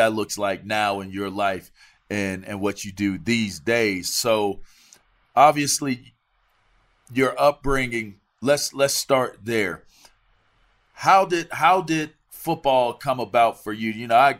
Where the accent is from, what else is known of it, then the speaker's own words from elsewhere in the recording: East Coast, United States; You know, I'm from the East Coast, so maybe it's the ignorance.